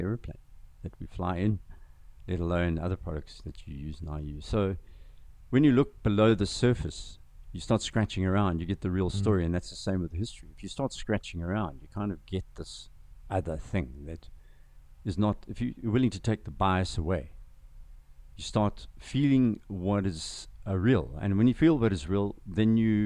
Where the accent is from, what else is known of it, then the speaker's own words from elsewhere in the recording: KwaZulu-Natal, South Africa; first language Zulu; English is a second language; also born or lived in Zimbabwe / Boston / San Francisco / Palo Alto; You know, I grew up on a farm in KZN. I grew up speaking Zulu first, my first language.